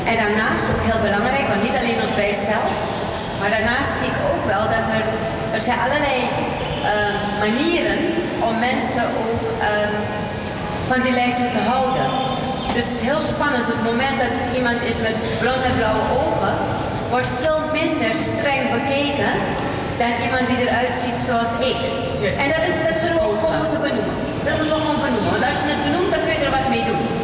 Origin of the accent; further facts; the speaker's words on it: Suriname; accent: Surinamese; now in Netherlands; Het ging alleen maar over een Surinaamse accent.